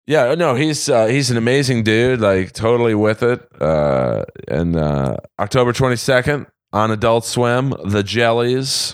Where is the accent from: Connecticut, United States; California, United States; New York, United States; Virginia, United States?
California, United States; Los Angeles; I grew up in West L A.